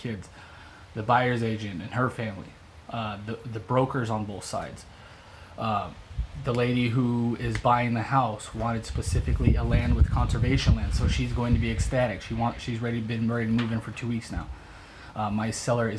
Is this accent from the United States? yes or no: yes; Midwest, United States; now in Tampa, United States; we're both from the Midwest, so a lot of Midwestern work ethic